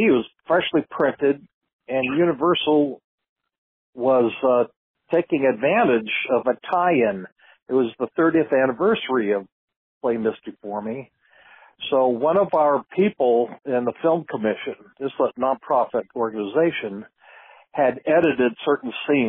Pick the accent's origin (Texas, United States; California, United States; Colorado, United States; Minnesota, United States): California, United States; San Jose; also born or lived in Monterey County, California; I grew up in San Jose, California, just 75 miles north of Monterey